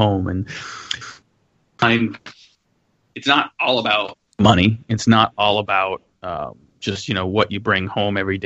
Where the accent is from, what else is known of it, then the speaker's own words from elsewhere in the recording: California, United States; I grew up in California